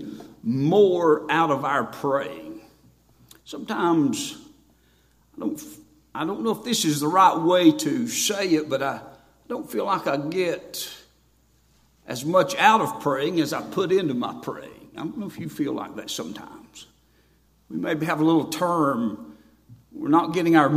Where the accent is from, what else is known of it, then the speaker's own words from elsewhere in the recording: Boone, North Carolina, United States; I'm from Boone, North Carolina.